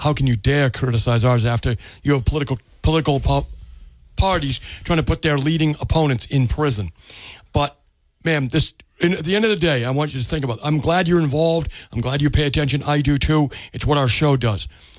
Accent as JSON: {"language": "English", "country": "United States", "said": "I'm an American."}